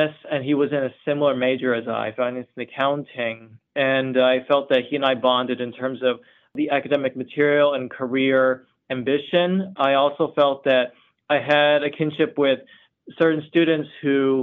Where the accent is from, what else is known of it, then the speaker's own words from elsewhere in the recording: New Jersey, United States; moved away as an adult; now in New York, United States; I moved to New York about 4 years ago as I grew up in New Jersey